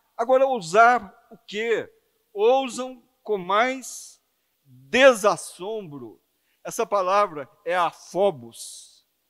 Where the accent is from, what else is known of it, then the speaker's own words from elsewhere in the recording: Belo Horizonte, Minas Gerais, Brazil; moved away; quando eu era jovem em Belo Horizonte, passando na Praça 7